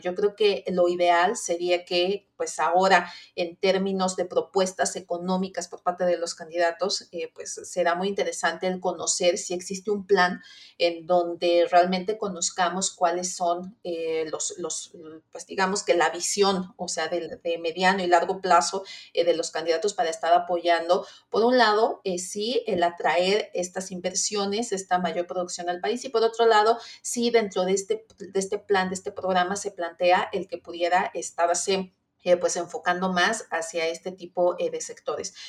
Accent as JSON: {"language": "Spanish", "country": "Mexico"}